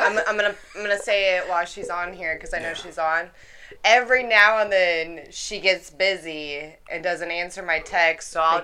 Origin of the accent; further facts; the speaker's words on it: Dayton, Ohio, United States; now in Texas, United States; I'm from Ohio.